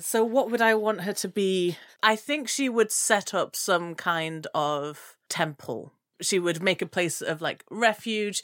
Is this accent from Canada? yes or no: no; Gambia; I'm from the Gambia, which is way more on the west coast